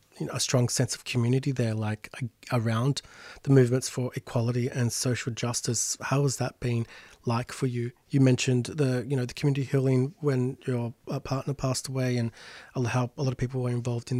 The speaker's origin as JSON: {"language": "English", "town": "Sydney", "region": "New South Wales", "country": "Australia", "said": "my folks' place, you know, in real suburbia, Sydney"}